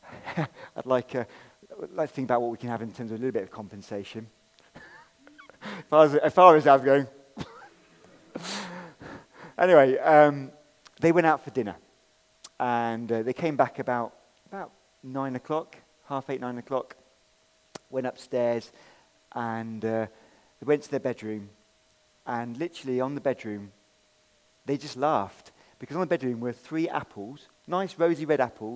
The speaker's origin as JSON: {"language": "English", "region": "England", "country": "United Kingdom", "said": "I'm an English guy"}